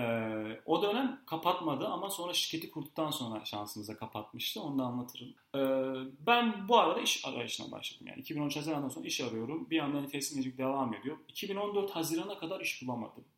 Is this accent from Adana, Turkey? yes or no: no; Gaziantep, Turkey; moved away as an adult; now in Istanbul, Turkey; Gaziantep'liyim. Gaziantep'te doğdum, büyüdüm, okudum.